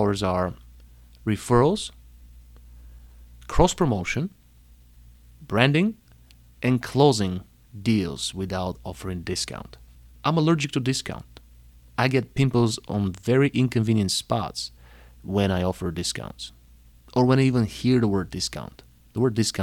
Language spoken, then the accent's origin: English; Panagyurishte, Pazardzhik Province, Bulgaria; moved away as an adult; also born or lived in Plovdiv, Bulgaria / New York City, United States; now in Chicago, United States; I was born in Bulgaria, in the second largest city, Plovdiv. But I grew up in Panagyurishte.